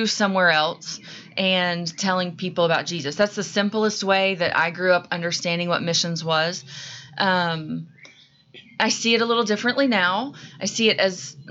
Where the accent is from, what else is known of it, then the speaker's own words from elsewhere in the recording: Marietta, Georgia, United States; also born or lived in Baltimore / New Orleans; I grew up near Marietta, Georgia